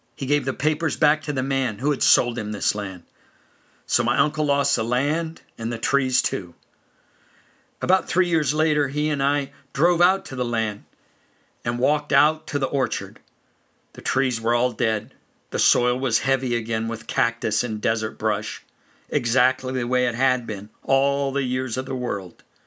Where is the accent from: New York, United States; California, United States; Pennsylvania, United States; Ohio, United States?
California, United States; also born or lived in western North Carolina; now in North Carolina, United States; growing up in California